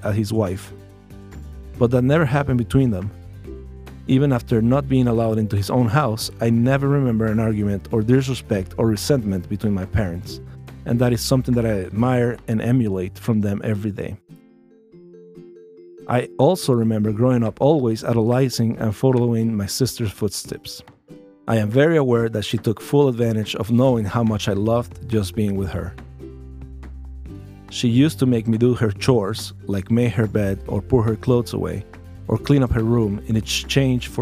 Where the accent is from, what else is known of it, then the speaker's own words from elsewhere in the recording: Mexico City, Mexico; I was born in Azcapotzalco, Distrito Federal, 5 days before Christmas of 1982.